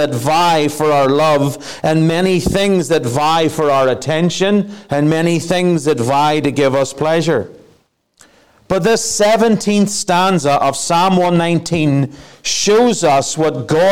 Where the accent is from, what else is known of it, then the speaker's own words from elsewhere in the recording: Ireland; moved away; I am an Irishman